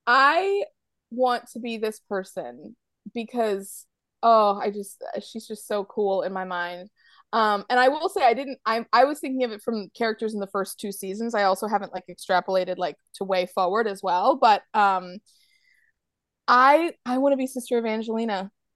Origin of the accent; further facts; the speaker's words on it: New England, United States; now in North Carolina, United States; I have to say I feel very strongly about this because I grew up in New England, but then now I live in North Carolina, which is on the east coast of America, but kind of down south.